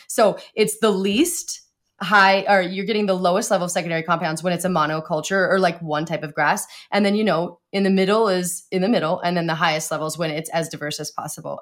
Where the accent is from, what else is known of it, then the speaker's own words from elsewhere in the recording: Montana, United States; I grew up in Montana